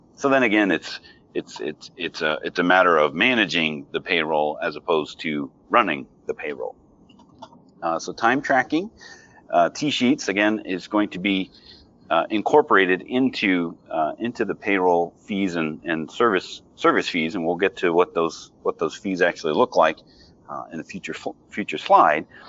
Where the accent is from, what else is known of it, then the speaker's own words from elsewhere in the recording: Pennsylvania, United States; moved away; I'm originally from Pennsylvania